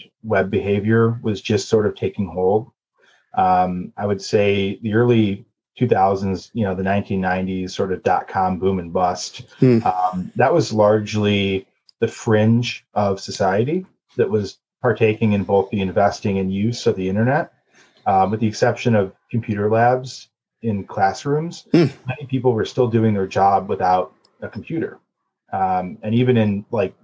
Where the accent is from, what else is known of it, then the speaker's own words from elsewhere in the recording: Cleveland, Ohio, United States; also born or lived in New York; I grew up in Cleveland